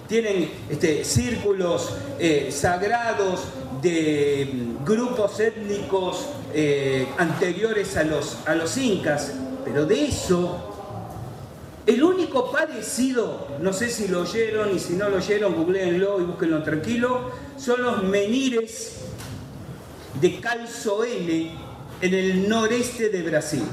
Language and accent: Spanish; Argentina; Somos argentinos